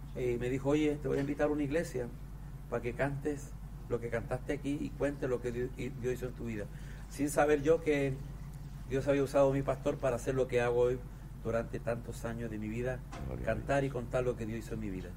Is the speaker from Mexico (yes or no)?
no; southern Chile, Chile; born or raised there